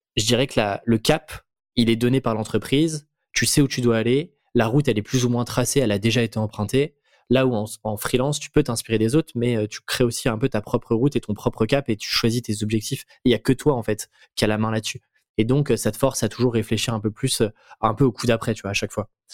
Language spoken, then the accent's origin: French; France; en tant que petit Français